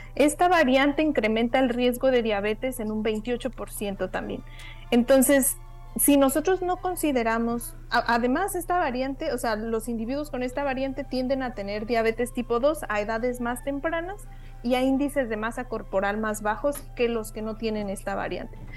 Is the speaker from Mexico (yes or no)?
yes; Mexico; moved away; como mexicanos